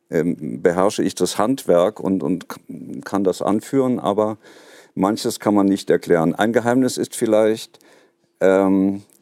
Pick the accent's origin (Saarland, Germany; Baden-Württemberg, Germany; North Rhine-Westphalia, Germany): Saarland, Germany; Saarbrücken; ich bin ja in Saarbrücken aufgewachsen und bin als Schüler schon äh, ähm, äh, immer in die moderne Galerie gerannt